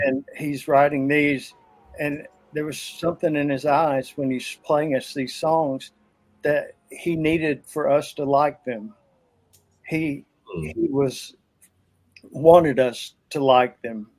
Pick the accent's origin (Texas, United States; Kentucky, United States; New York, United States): Kentucky, United States; Pikeville; my hometown of Pikeville, Kentucky